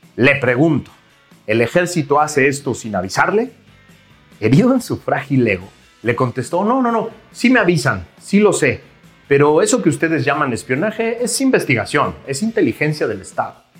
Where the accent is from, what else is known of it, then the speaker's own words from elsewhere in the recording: Mexico; relacionarnos como mexicanos